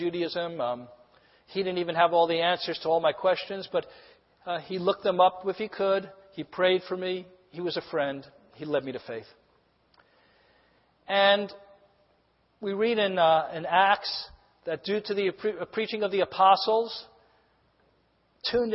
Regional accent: New York City, New York, United States; I'm from New York City.

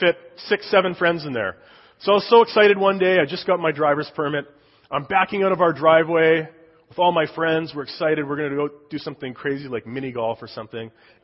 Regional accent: Saskatoon, Saskatchewan, Canada; moved away; I was born and raised in Saskatoon, Saskatchewan, Canada, just north of Montana.

